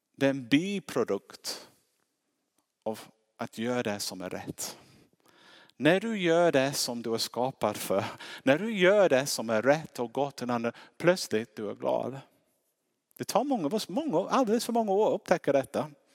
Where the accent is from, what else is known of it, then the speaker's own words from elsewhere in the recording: England, United Kingdom; Swedish is a second language; now in Sweden; Det märks på min uttal, jag är inte svensk